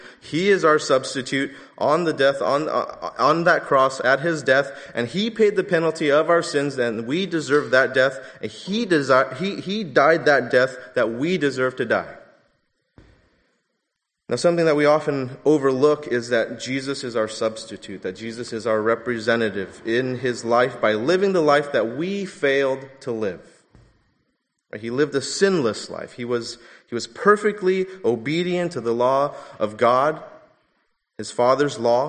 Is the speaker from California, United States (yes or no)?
yes; Los Angeles, California, United States